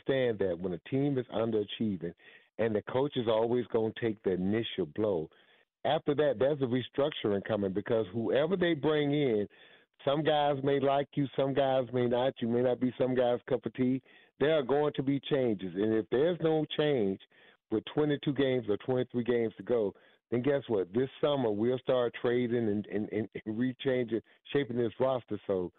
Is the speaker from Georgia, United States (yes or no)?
yes; Georgia, United States; And I really hope, as someone who was born and raised in Georgia, who lives here now, would like for the Hawks to get the right guy.